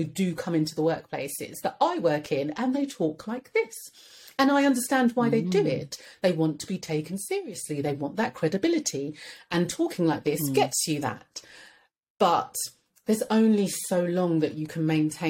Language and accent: English; London, United Kingdom; I was raised in Edmonton